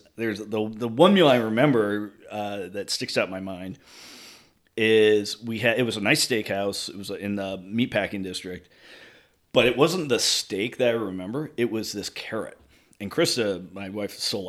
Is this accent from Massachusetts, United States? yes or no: yes; Boston, Massachusetts, United States; I was born in Boston